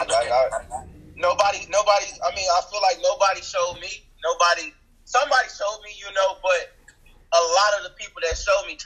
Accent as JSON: {"language": "English", "town": "Chicago", "region": "Illinois", "country": "United States", "moved": "yes", "said": "I'm originally from Chicago."}